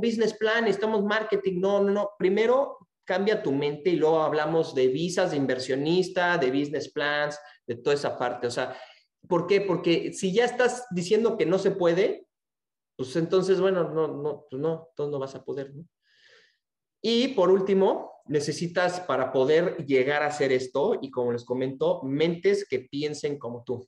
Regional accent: Mexico; now in Texas, United States; aquí nací en México, ahorita estoy viviendo en Texas y estoy trabajando en, este, en España

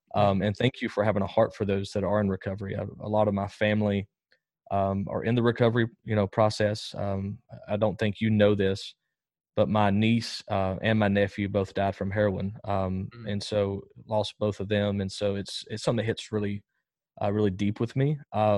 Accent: Jasper, Alabama, United States; So I grew up in Jasper, Alabama, about 45 minutes northwest of Birmingham.

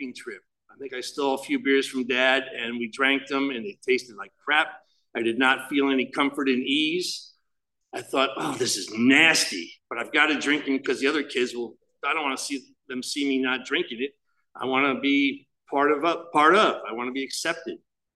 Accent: Chatham, New Jersey, United States; I grew up in Chatham, New Jersey.

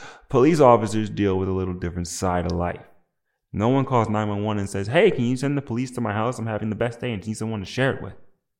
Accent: New Jersey, United States; I'm black, not from the South. I'm from New Jersey. And no, not the New Jersey you're thinking of. Yes, the one in America, but not the one upstate near New York.

